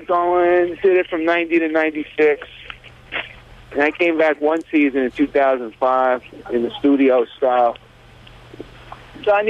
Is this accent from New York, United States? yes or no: yes; New York City, New York, United States; I grew up in the Village, you know, a little bit on the west side